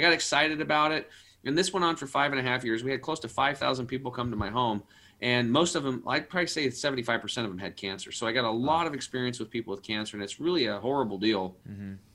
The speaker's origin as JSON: {"language": "English", "region": "Eastern Oregon", "country": "United States", "tie": "born or raised there", "said": "I grew up over in Eastern Oregon on a small cattle and hay farm"}